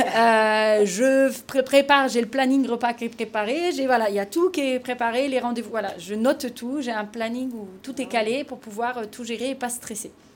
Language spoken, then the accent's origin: French; Picardy, Hauts-de-France, France; moved away as an adult; also born or lived in Amiens / Montpellier; now in Vitrolles, France; je suis picarde, vive la Picardie